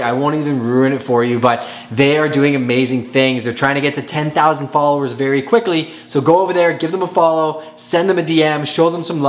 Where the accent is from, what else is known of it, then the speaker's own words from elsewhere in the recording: Montreal, Quebec, Canada; I was born and raised in Montreal.